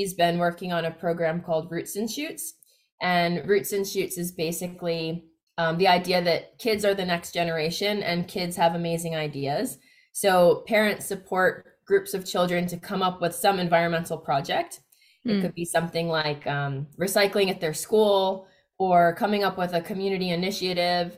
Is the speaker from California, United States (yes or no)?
no; Miami, Florida, United States; moved away as an adult; also born or lived in New York; now in Australia; So I grew up in the United States. So I was born in New York, but I grew up in Miami, Florida. I probably never thought that I'd be living in Australia, but I've been here 10 years now